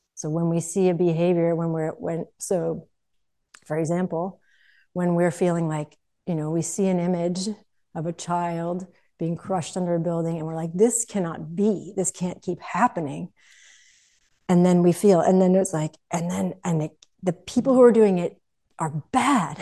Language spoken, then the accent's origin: English; United States; growing up in the United States